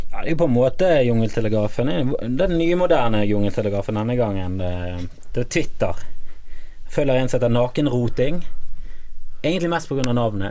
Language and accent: Norwegian; Bergen, Vestland, Norway; also born or lived in Voss; nå kommer både meg og deg fra Fana.